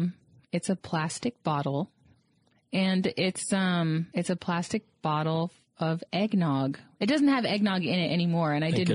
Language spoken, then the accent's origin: English; South Florida, United States; I'm from South Florida